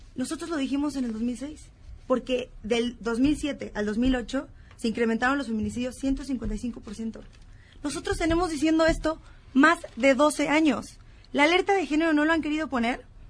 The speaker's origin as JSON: {"language": "Spanish", "region": "Baja California", "country": "Mexico", "said": "Yo soy de Baja California"}